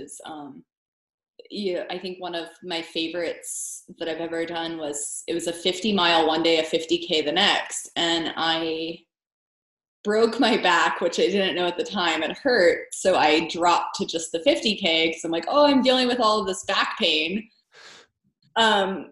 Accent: United States; as an American

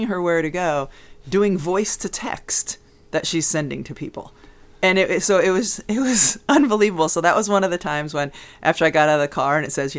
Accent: Connecticut, United States; I'm from Connecticut.

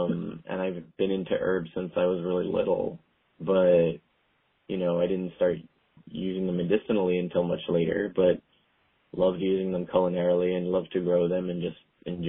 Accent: Long Island, New York, United States; moved away as an adult; also born or lived in Australia / Korea / Vietnam / Thailand; I'm born and raised in New York, but I, you know, in and around the city, I lived on Long Island most of my life. And then I lived upstate and back in Long Island and then a little bit in the city and then back upstate and then back in the city.

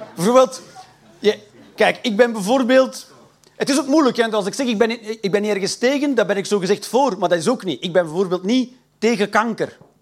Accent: Flanders, Belgium; accent: Belgisch; ik ben een Belg. Ik praat niet raar, ik praat gewoon Belgisch

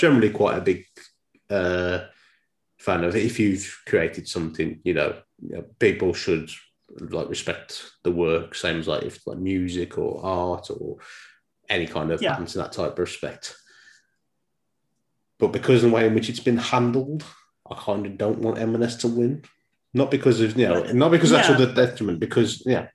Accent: Dudley, West Midlands, United Kingdom; I grew up following football because if the accent can't give it away, I'm from Dudley

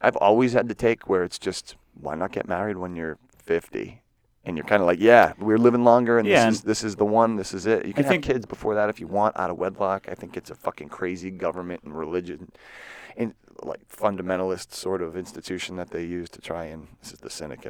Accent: Marshfield, Massachusetts, United States; We're both from Marshfield, Massachusetts, a beautiful coastal town south of Boston, about 30 minutes between Boston and Plymouth on the water.

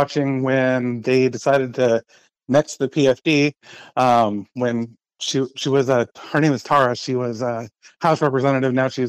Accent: Washington, United States; moved away as an adult; now in Anchorage, United States; I'm from Washington State. I moved up here 13 years ago.

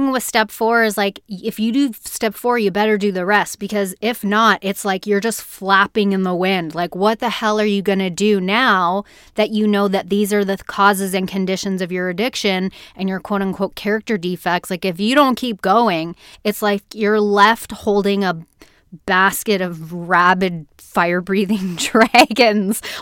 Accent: Canada; accent: Canadian; my Canadian accent

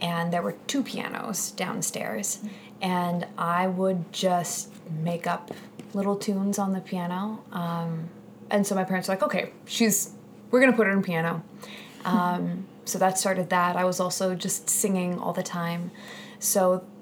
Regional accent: Wenatchee, Washington, United States; now in New York City, United States; I grew up in Washington State

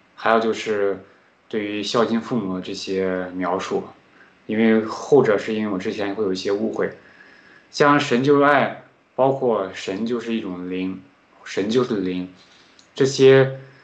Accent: Henan, China; accent: Henan dialect; 我自己说话，有时候会有这种河南方言，就是方言就说话会比较快嘛

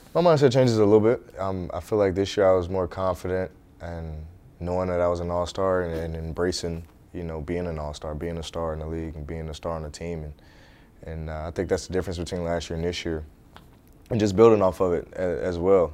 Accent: St. Louis, Missouri, United States; moved away as an adult; growing up in St. Louis playing middle school, high school

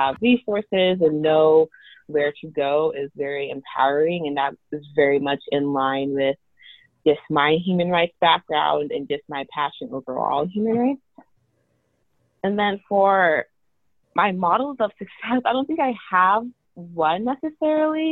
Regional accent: United States; also born or lived in Oklahoma / Texas; from my home state of Oklahoma and Texas

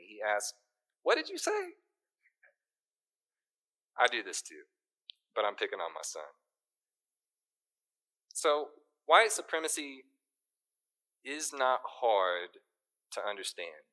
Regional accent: Little Rock, Arkansas, United States; now in Northwest Arkansas, United States; I was born and raised in Little Rock, and I came to Northwest Arkansas for college and stayed.

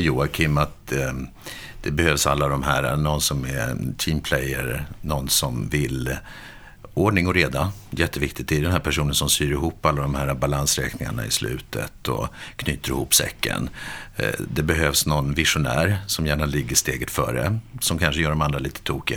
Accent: Stockholm, Stockholm County, Sweden; Jag kommer från Stockholm.

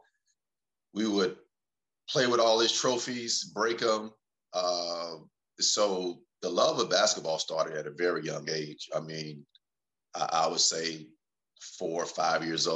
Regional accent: North Carolina, United States; moved away as an adult; also born or lived in Tennessee; growing up in North Carolina

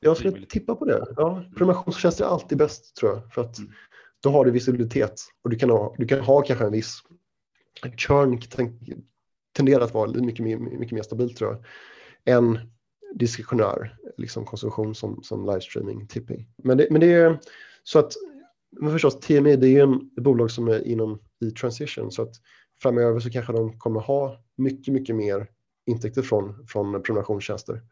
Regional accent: Sweden; moved away as an adult; also born or lived in London, United Kingdom / Shanghai, China; now in Singapore; jag är svensk, flyttade från Sverige 2006, gick på Handelshögskolan

